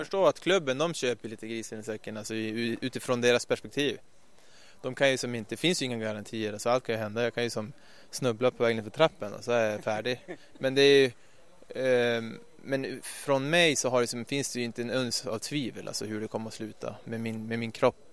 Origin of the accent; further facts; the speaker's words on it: Ljusvattnet, Västerbotten County, Sweden; moved away as an adult; also born or lived in Skellefteå / Stockholm; jag kom ju som sagt från Norrland, en liten ort där uppe i Ljusvattnet som... Jag gick i och för sig skola i Skellefteå